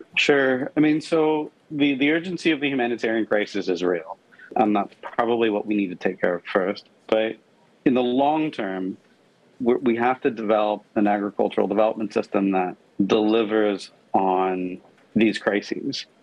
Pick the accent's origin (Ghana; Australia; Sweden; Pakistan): Pakistan; moved away; I grew up in Pakistan